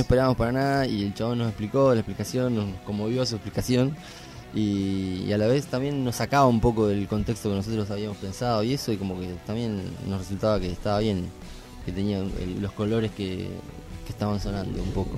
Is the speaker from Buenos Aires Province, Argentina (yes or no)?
yes; San Pedro, Buenos Aires Province, Argentina; como somos de San Pedro